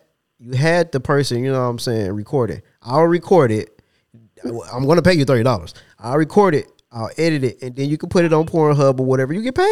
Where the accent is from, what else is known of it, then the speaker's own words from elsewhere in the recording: Ypsilanti, Michigan, United States; I'm from Ypsilanti.